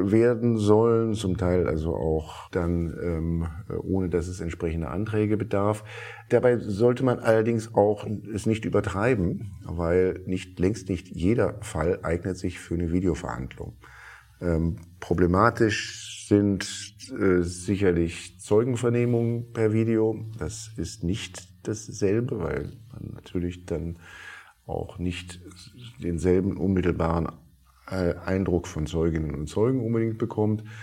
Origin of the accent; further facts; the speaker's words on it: Berlin, Germany; als Berliner oder allen Berlinerinnen und Berlinern wünsche ich vor allen Dingen